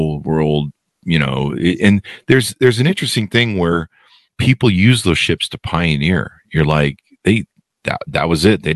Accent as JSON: {"language": "English", "region": "California", "country": "United States", "tie": "born or raised there", "said": "growing up in California"}